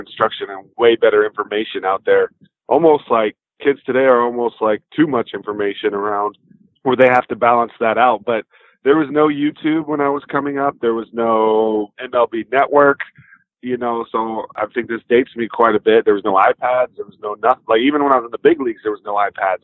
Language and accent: English; Texas, United States; the Rangers, my home state